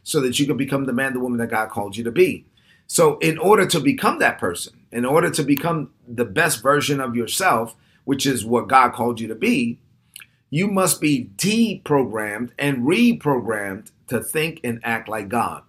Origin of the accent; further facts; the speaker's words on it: New York City, New York, United States; growing up in Brooklyn